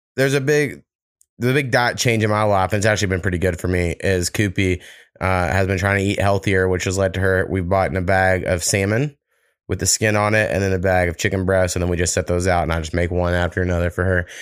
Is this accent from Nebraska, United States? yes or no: yes; Nebraska, United States; moved away; when I was growing up in Nebraska